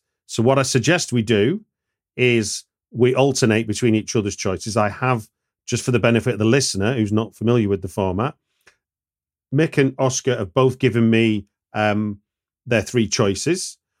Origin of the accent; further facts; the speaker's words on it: Hackney, London, United Kingdom; I'm going to see it when it hits my hometown of Hackney Picture House.